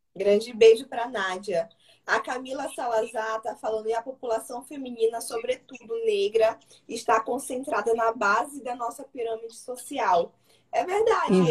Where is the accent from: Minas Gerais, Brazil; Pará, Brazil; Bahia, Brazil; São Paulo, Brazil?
Pará, Brazil; now in Maranhão, Brazil; Eu sou paraense, né? Sou do Pará